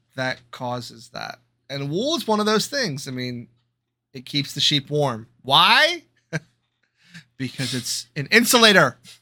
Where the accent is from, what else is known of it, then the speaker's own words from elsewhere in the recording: United States; I am American